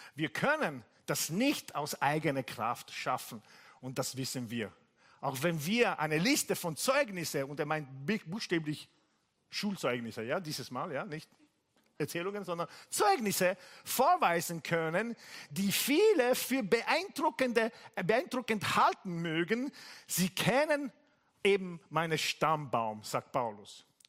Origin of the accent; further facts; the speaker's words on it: Italy; German is a second language; now in Bari, Italy; ich bin Italiener